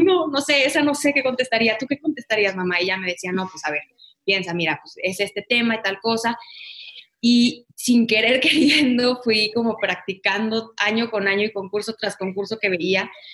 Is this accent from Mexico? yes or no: yes; Guadalajara, Jalisco, Mexico; Yo nací en Guadalajara, toda mi familia es de Guadalajara